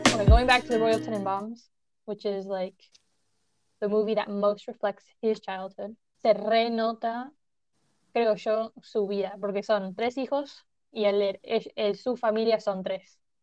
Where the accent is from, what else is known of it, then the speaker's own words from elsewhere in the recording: Argentina; somos de Argentina